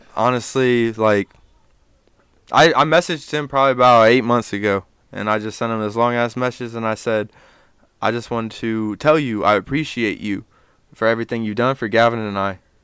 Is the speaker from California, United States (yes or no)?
no; Dayton, Ohio, United States; I was born in Dayton. Um, I lived here until I was, um, seven.